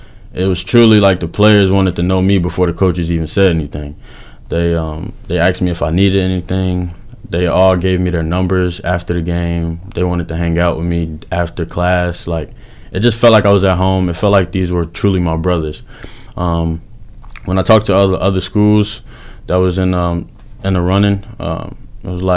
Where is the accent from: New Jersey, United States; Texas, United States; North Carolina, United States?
New Jersey, United States; Paterson; moved away; also born or lived in Georgia; I'm originally from Paterson, New Jersey, a small town in New Jersey, really tough city. So growing and playing basketball out there